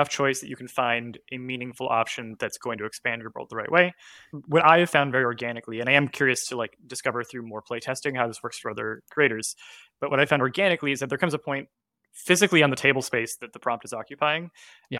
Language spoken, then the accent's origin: English; Canada; I was growing up in Canada